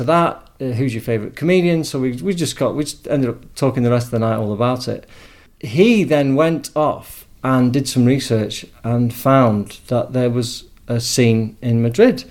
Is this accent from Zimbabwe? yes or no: no; England, United Kingdom; moved away as an adult; now in Spain; I'm from England